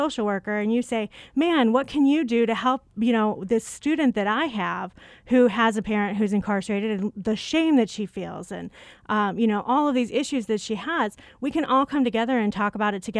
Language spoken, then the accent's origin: English; Chicago, Illinois, United States; accent: Chicago; When I came to ASU, I moved here from Chicago. Some people might catch the accent.